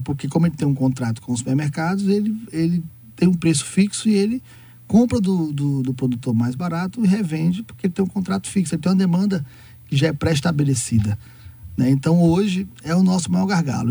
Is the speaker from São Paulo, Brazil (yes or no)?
no; Bahia, Brazil; nós que somos baianos, nós somos é, diferentes